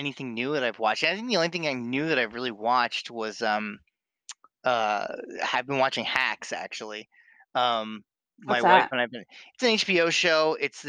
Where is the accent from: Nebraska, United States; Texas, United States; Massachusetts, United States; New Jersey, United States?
New Jersey, United States; accent: Philly accent; now in Boston, United States; before I moved to Boston, I was born and raised in South Jersey in, like, the Philly area.